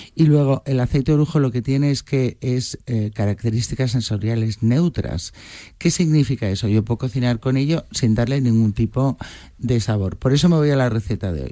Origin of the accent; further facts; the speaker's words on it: Madrid, Community of Madrid, Spain; como somos de Madrid